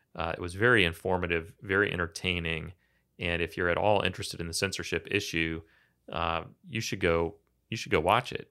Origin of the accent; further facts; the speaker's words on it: Kansas, United States; I grew up in Kansas